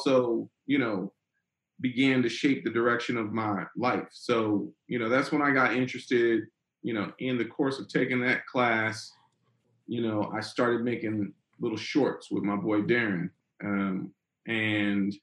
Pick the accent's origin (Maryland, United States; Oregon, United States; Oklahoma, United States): Maryland, United States; Silver Spring; moved away as an adult; also born or lived in Washington, D.C. / New York / Los Angeles; now in Atlanta, United States; Originally from Washington, D.C. Grew up in Silver Spring, Maryland, which is, you know, the area still right outside D.C., about 30 minutes outside